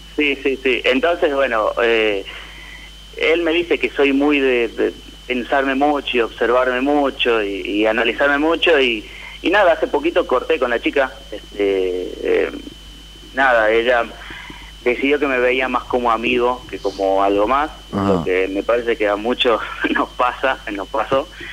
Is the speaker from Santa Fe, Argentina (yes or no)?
no; San Miguel de Tucumán, Tucumán, Argentina; de San Miguel de Tucumán